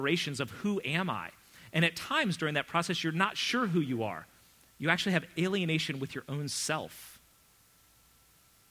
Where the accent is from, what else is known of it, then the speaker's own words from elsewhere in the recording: United States; also born or lived in England; me being an American.